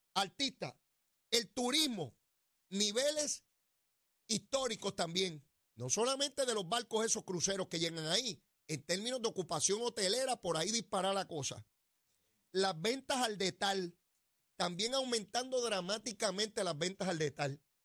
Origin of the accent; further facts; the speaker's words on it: Puerto Rico; nuestra identidad como ciudadanos americanos y puertorriqueños